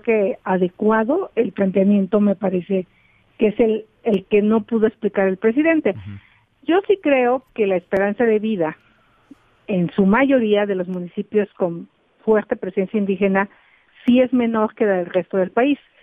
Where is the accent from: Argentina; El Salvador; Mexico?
Mexico; todos somos mexicanos